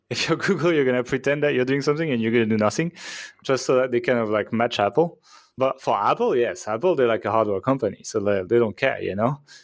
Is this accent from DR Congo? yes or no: no; France; I'm from France